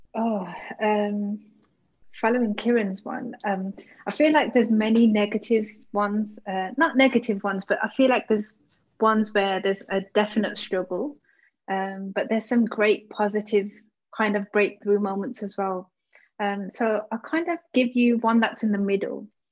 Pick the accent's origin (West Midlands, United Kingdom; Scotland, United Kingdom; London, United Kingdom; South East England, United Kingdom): West Midlands, United Kingdom; Birmingham; I grew up in Birmingham, and I know I live in the UK